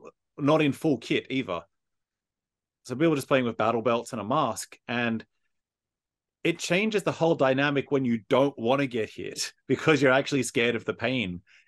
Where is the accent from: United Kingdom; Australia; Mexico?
Australia; now in Japan; as an Aussie, we don't have Airsoft.